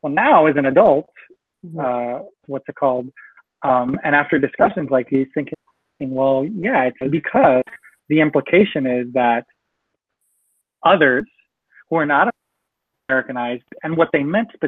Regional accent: Edinburg, Texas, United States; also born or lived in McAllen, Texas; actually Edinburgh is where I grew up, in Edinburgh, Texas

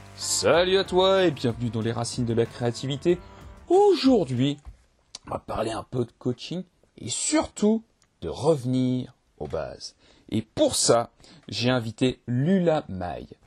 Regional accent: Limoges, Nouvelle-Aquitaine, France; je, suis de Limoges

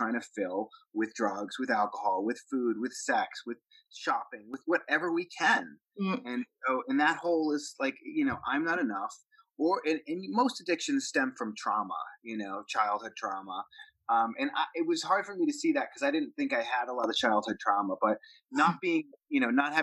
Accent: Boston, Massachusetts, United States; I grew up in Boston, Massachusetts, and it was kind of a tough town

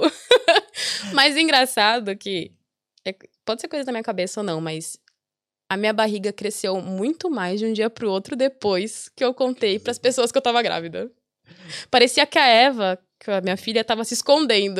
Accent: Brazil; moved away as an adult; Eu já saí do Brasil com a cabeça de que ia ficar

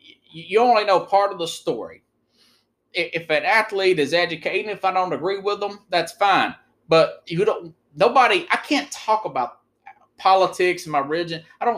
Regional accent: United States

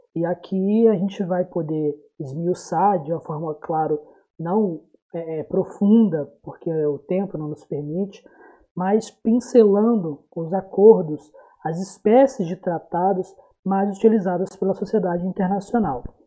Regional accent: Brazil; tão atual para a gente enquanto brasileiros

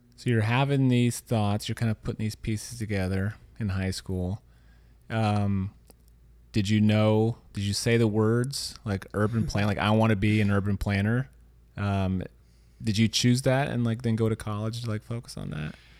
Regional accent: Louisiana, United States; also born or lived in Missouri; now in San Francisco, United States; I'm from a small town in Missouri. Um, as I was telling you earlier, I grew up in Louisiana

